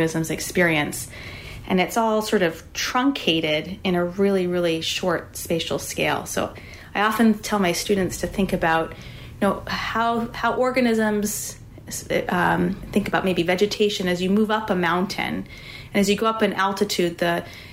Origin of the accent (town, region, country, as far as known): suburbs of New York City, United States; born or raised there